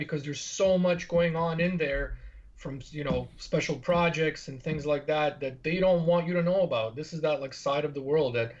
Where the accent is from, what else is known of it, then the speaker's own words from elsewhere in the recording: Bosnia & Herzegovina; moved away; In my home country, in Bosnia